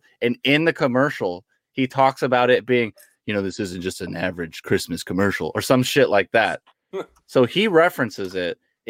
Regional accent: Sacramento, California, United States; Because I grew up out here. So in North Sacramento

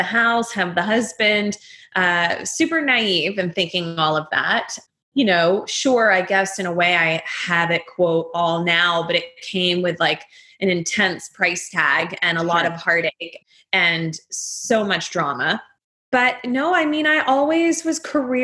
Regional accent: Atlanta, Georgia, United States; moved away; also born or lived in Texas / Northeast US; I also grew up in the South. So I was born in Atlanta, raised in Atlanta for most of my life, then also raised in Texas for the second half.

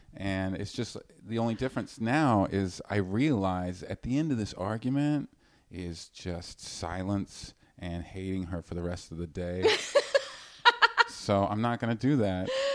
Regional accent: Vancouver, British Columbia, Canada; I'm from British, I'm from Vancouver.

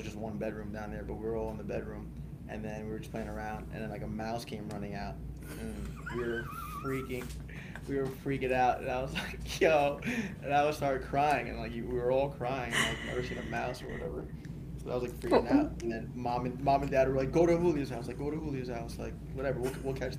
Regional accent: Rockville Centre, New York, United States; also born or lived in Oceanside, New York; I was born and raised in Oceanside, New York. Well, technically Rockville Center in our apartment building

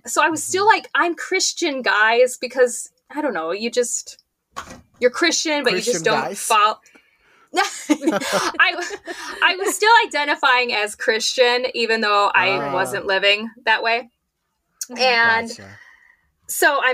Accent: Minnesota, United States; I'm from Minnesota

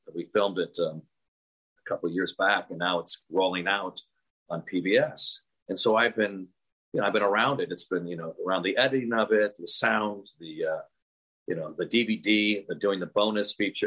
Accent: Sierra Madre, California, United States; my hometown of Sierra Madre at St. Rita's Church Hall.

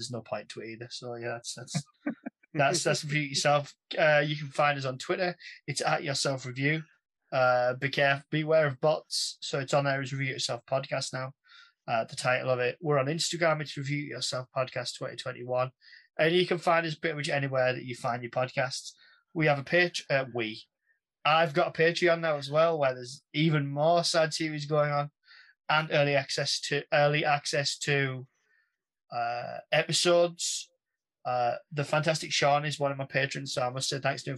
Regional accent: the north of England, United Kingdom; I'm a waffler from Northern England.

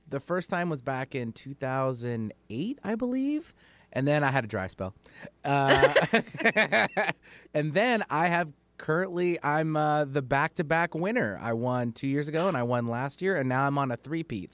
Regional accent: Alaska, United States; moved away; I'm born and raised in Alaska

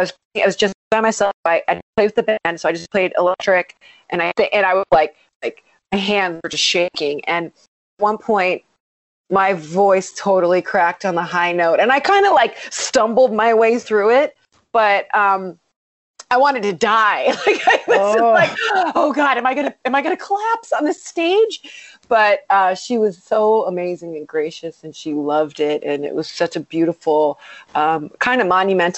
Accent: Strongsville, Ohio, United States; moved away as an adult; now in Los Angeles, United States; when I was growing up in Ohio

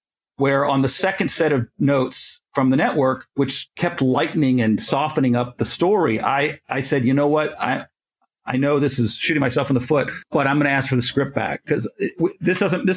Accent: Canada; I'm Canadian

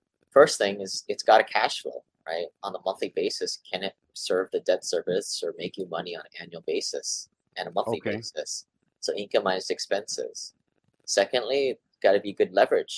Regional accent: Hawaii, United States; also born or lived in Seattle; raised here in Hawaii

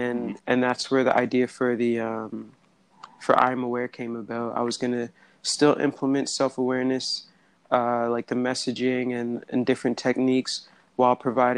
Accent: Hamilton, Ontario, Canada; I'm from Hamilton, Ontario, and our city's known as a steel city.

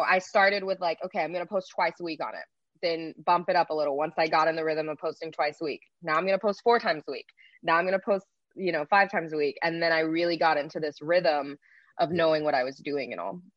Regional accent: Texas, United States; moved away as an adult; now in Los Angeles, United States; I was originally from Texas, born and raised there my whole life, and I moved out to Los Angeles

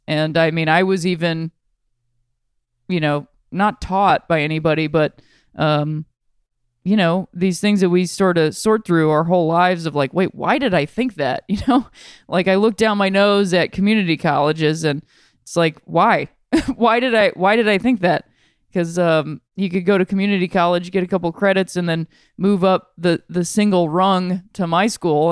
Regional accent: Akron, Ohio, United States; I'm from Ohio. I'm from Akron, Ohio.

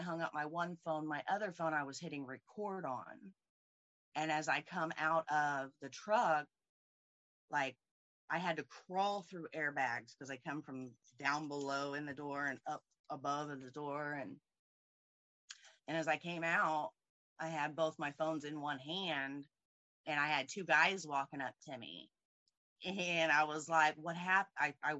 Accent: Indianapolis, Indiana, United States; Indianapolis, Indiana.

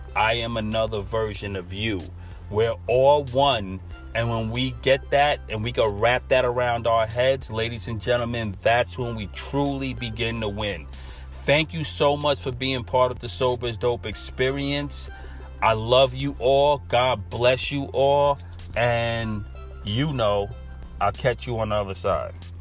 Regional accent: New York City, New York, United States; accent: New York; naturally I'm from Brooklyn and we all say earth

